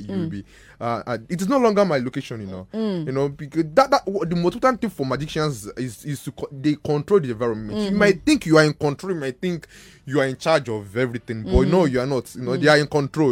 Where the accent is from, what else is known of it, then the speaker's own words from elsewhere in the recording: Ibadan, Oyo, Nigeria; I'm from Ibadan.